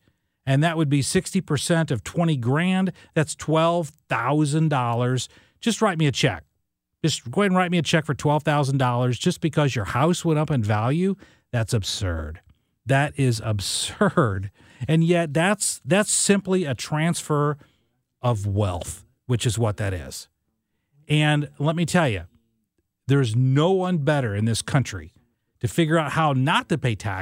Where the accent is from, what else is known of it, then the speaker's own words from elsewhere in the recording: West Frankfort, Illinois, United States; my hometown in West Frankfort, Illinois, in Southern Illinois